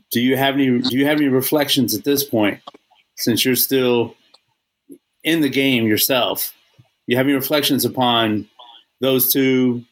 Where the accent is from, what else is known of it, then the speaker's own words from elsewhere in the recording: Texas, United States; I grew up in Texas in the South